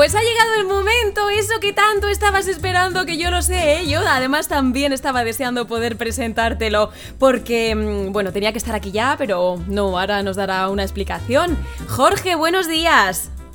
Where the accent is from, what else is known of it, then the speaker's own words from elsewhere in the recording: Community of Madrid, Spain; also born or lived in La Mancha; now in Castilla-La Mancha, Spain; yo también soy madrileña, ¿eh? aunque llevo muchos años en La Mancha, pero soy madrileña